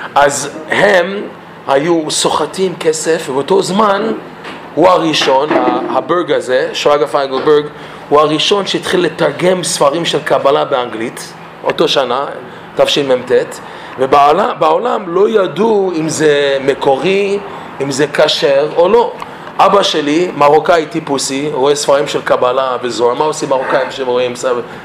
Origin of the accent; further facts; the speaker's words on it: Toronto, Ontario, Canada; Hebrew is a second language; moved away; אני מקנדה. אני נולדתי בטורונטו. ההורים שלי ממרוקו, שניהם ממרוקו